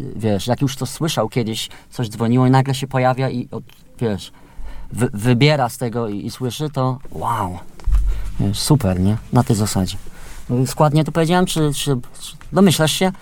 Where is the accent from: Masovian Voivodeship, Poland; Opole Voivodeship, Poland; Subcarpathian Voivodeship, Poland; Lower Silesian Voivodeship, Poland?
Subcarpathian Voivodeship, Poland; Ja jestem z Podkarpacia